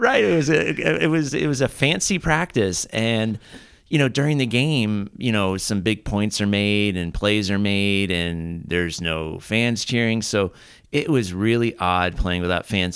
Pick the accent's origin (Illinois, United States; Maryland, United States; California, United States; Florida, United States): California, United States; Southern Orange County; also born or lived in Santa Barbara; growing up in Southern Orange County